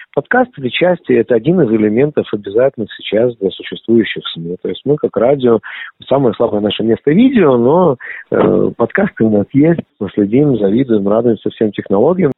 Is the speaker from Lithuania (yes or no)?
yes; Lithuania; first language Russian; Я литовский еврей и очень этому горжусь